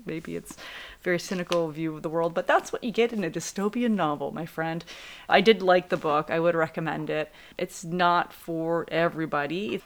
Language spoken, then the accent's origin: English; Canada; we are also Canadian